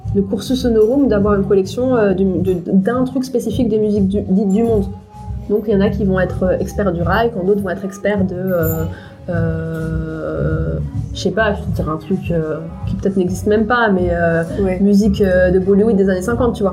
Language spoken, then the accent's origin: French; Paris, Île-de-France, France; je suis née en France de parents tunisiens, qui sont, où j'ai grandi dans un environnement euh, multiculturel d'une part, de mhm. par euh, le quartier où j'ai grandi à Paris